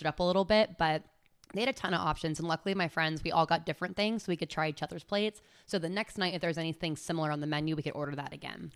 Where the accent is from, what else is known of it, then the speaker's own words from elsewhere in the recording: California, United States; moved away as an adult; now in Charlotte, United States; I am from California. I have been living in Charlotte for almost a full five years now